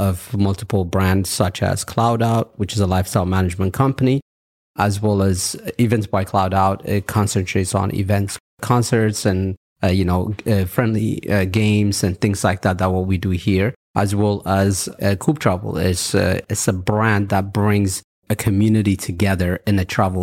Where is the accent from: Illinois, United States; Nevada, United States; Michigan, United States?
Nevada, United States; Las Vegas; English is a second language; also born or lived in Ethiopia; now in Dubai, United Arab Emirates; I was born in Ethiopia, and I left Ethiopia when I was 10 years old to Las Vegas. So my life has been in Las Vegas all this time